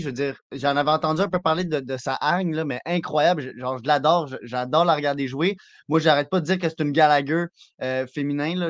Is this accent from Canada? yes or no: yes; Quebec, Canada; en tant que Québécois